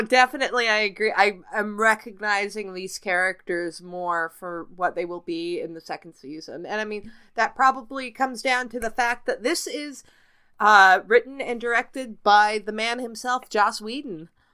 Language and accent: English; Canada; I'm Canadian.